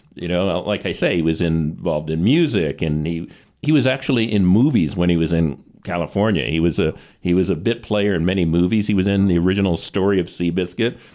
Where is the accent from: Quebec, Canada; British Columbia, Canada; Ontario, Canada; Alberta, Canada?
Alberta, Canada; Calgary; I was born in Calgary